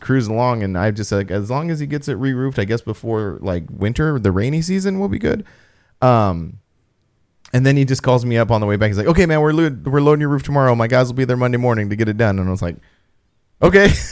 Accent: Apple Valley, California, United States; in my, my hometown.

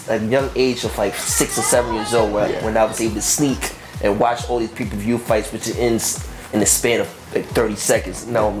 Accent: New York City, New York, United States; Born and raised Brooklynite all my life

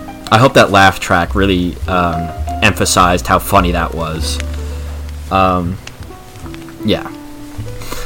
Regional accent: United States; as an American

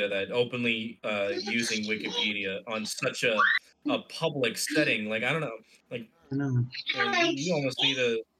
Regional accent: Egypt; English is a second language; there was a lot of WWE presence where I was growing up in Egypt.

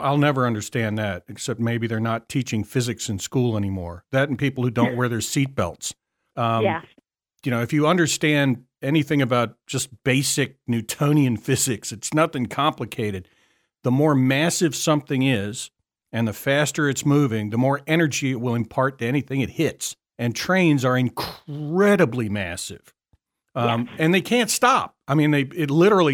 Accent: Richmond, Virginia, United States; I'm from the Metro Richmond area

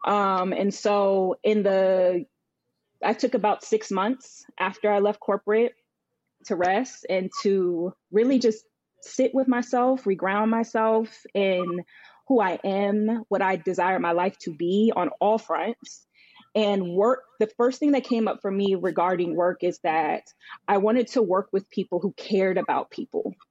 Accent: Northern Virginia, United States; moved away as an adult; also born or lived in Charlotte, North Carolina / New York; now in New Jersey, United States; I grew up in Virginia, Northern Virginia, um, I now am based out of New Jersey

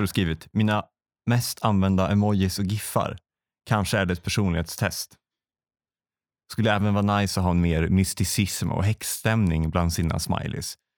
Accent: Västra Götaland, Sweden; det fanns i grannstan där jag växte upp, Åmål

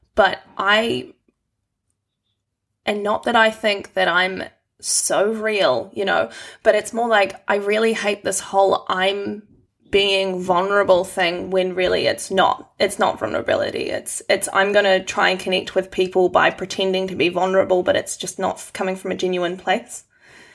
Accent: Christchurch, Canterbury, New Zealand; moved away as an adult; now in Wellington, New Zealand; Christchurch, my hometown

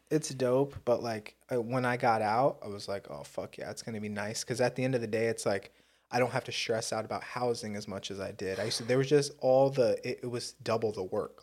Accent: Southern California, United States; growing up in Southern California as an urban Indian

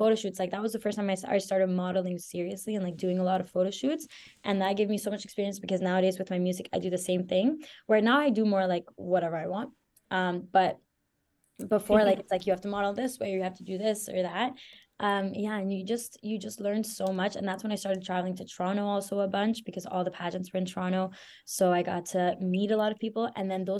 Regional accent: Venezuela; also born or lived in Belgium; now in Canada; I'm from Venezuela, and I lived in Belgium too for a couple of years

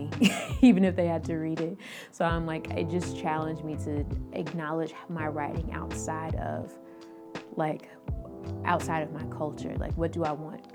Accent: Nashville, Tennessee, United States; born and raised in Nashville, Tennessee.

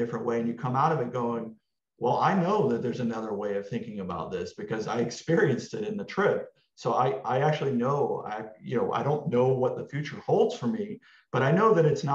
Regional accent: Texas, United States; moved away as an adult; now in Los Angeles, United States; I came from Texas. I grew up there

